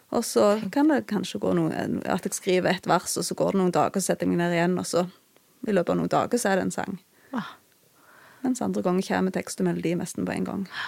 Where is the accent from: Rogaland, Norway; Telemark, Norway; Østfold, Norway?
Rogaland, Norway; Bryne; also born or lived in Okna; Jeg er fra Jæren, jeg er fra Bryne. og Vokste opp i en kristen heim